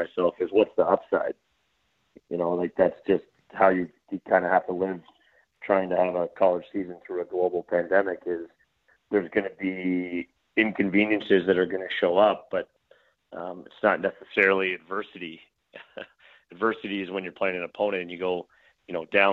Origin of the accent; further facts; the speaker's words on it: Brampton, Ontario, Canada; moved away as an adult; now in Buffalo, United States; I'm from Brampton. We lived in the same house since I was 3 months old